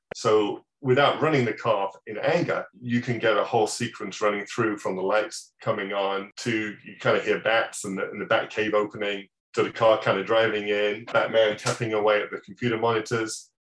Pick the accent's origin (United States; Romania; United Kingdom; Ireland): United Kingdom; England; moved away; back in my hometown, back in England